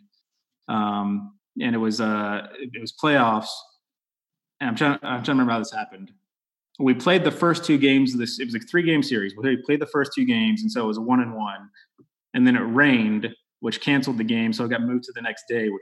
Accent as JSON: {"language": "English", "region": "Texas", "country": "United States", "tie": "born or raised there", "said": "growing up in Texas, obviously I played football."}